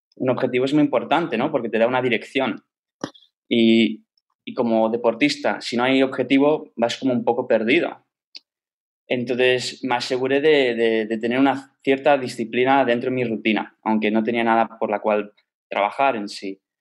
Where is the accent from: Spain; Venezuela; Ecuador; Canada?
Canada; Toronto, Ontario; moved away; Yo crecí en, Canadá, en Toronto